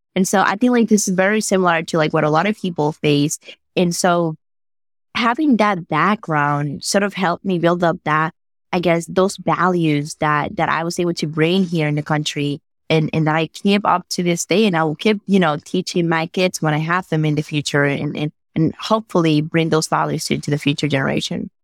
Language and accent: English; Dominican Republic; English is a second language; moved away as an adult; now in United States; I was born and raised in the Dominican Republic